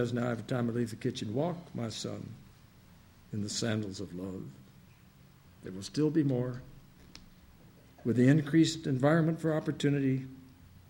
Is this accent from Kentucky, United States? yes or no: yes; Kentucky, United States; I'm coming in from Kentucky